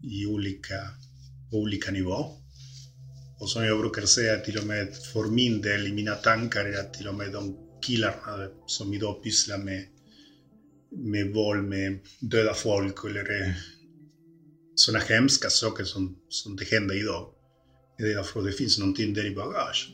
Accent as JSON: {"language": "Swedish", "region": "Montevideo", "country": "Uruguay", "tie": "born or raised there", "moved": "yes", "lives_now": "Sweden"}